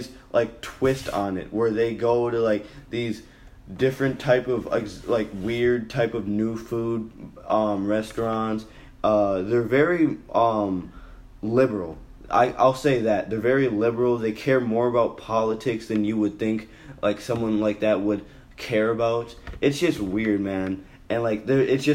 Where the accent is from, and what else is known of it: Minnesota, United States